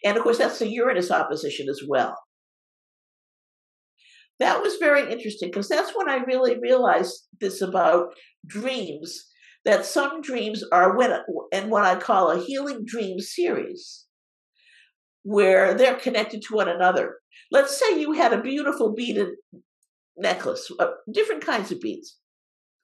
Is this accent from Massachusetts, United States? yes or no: yes; Cape Cod, Massachusetts, United States; moved away; also born or lived in West Coast; I was raised on Cape Cod on the ocean on the East Coast